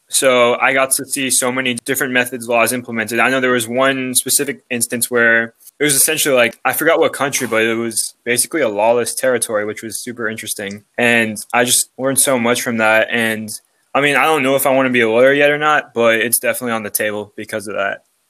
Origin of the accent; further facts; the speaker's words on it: Los Angeles, California, United States; I'm from Los Angeles, California.